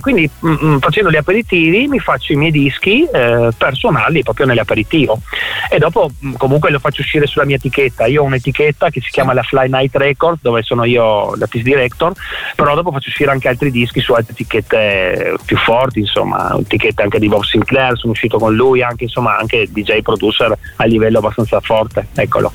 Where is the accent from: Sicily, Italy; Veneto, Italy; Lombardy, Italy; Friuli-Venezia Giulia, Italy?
Friuli-Venezia Giulia, Italy; Trieste; moved away as an adult; also born or lived in Alto Adige; nato ah nato, a Trieste, sì, nato a Trieste, sì, proprio nato a Trieste